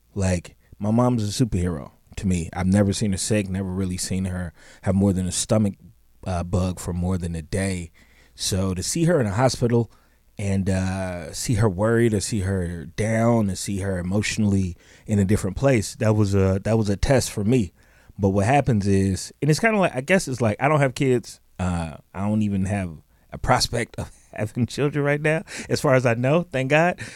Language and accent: English; Chicago, Illinois, United States; I grew up in Chicago